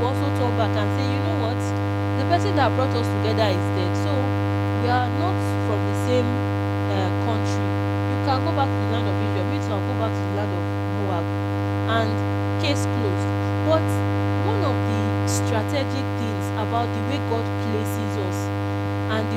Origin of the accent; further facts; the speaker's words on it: Nigeria; I'll use experience of being a Nigerian